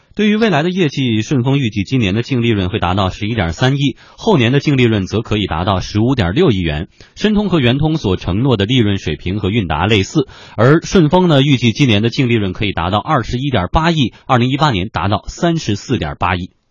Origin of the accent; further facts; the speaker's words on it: Yantai, Shandong, China; moved away; 我的老家呢，在山东烟台